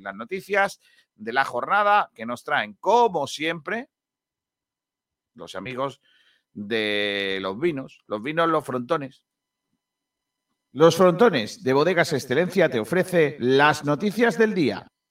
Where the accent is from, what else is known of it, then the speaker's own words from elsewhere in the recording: Benagalbón, Andalusia, Spain; uno de los equipos de mi pueblo, el Mena Galbón